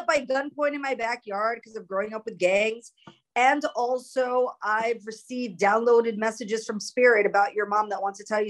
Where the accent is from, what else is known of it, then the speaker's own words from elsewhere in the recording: New York, United States; also born or lived in Los Angeles; So I'm like an inner city school kid. I grew up in New York. I grew up in LA. I grew up in the city.